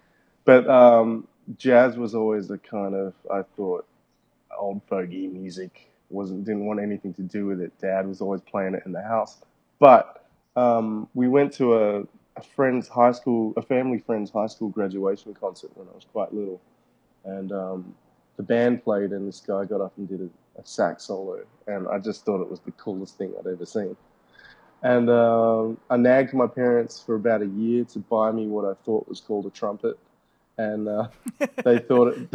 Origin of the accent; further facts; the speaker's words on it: Perth, Western Australia, Australia; I grew up in Perth, West Australia